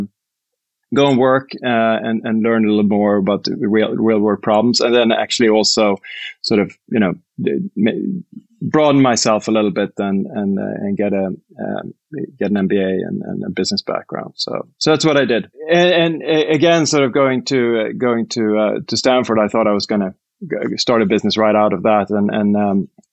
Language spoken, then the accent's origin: English; Sweden; moved away as an adult; also born or lived in United States / United Kingdom; I'm Swedish and from Sweden